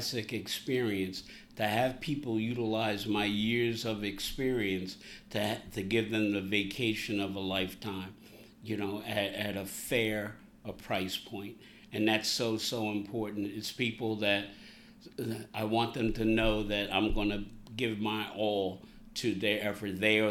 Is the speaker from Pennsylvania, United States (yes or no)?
yes; Philadelphia, Pennsylvania, United States; now in Bucks County, United States; I'm a native Philadelphian, born and raised in Philadelphia.